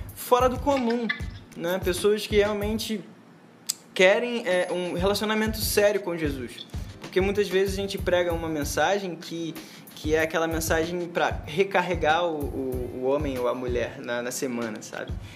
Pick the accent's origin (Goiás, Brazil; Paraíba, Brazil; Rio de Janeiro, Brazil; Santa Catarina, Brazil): Rio de Janeiro, Brazil; São João de Meriti; moro no Rio de Janeiro, nasci no Rio de Janeiro, em São João de Meriti